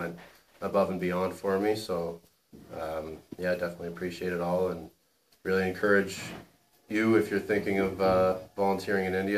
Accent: Ottawa, Ontario, Canada; I'm from Ottawa, Canada

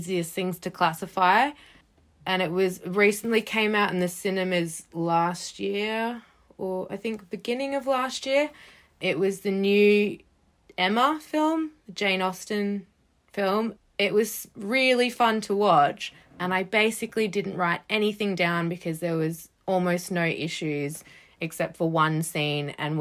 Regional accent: Australia; now in United Kingdom; I grew up in Australia

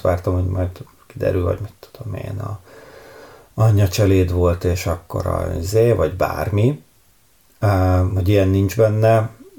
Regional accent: Hungary; egy vidéki nagyvárosban nőttem fel

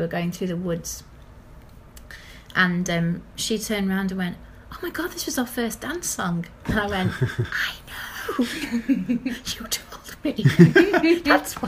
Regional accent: Lancashire, North West England, United Kingdom; now in Brighton, United Kingdom; I was born in Lancaster, and I grew up in Lancashire

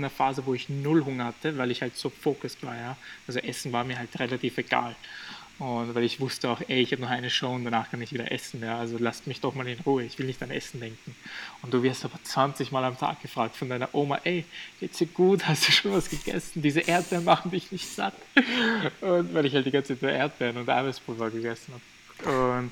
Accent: Albania; Und wir sind ja aus Albanien, also muss, muss man sich halt vorstellen

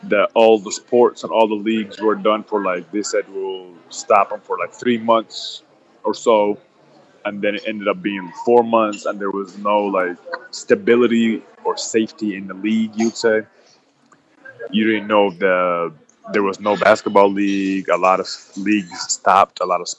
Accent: Egypt; I expected or imagined, like America, and I was going there from Egypt, and I expected it to be like super nice

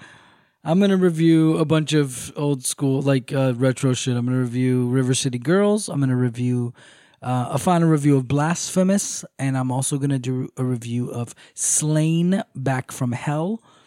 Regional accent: United States; I was born in America

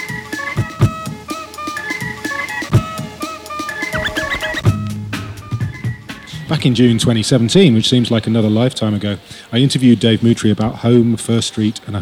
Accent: Yorkshire and the Humber, United Kingdom; also born or lived in Detroit; I'm from Yorkshire

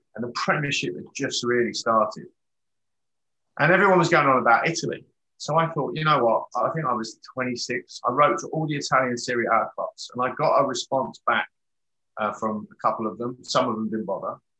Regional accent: England, United Kingdom; moved away as an adult; I'm English.

